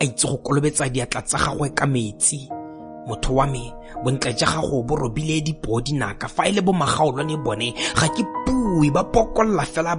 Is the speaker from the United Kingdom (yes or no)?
no; Botswana; first language Setswana; English is a second language; I am a poet from Botswana.